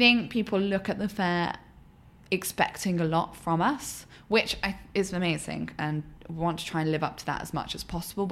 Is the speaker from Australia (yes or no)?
no; United Kingdom; moved away as an adult; now in United States; I'm British.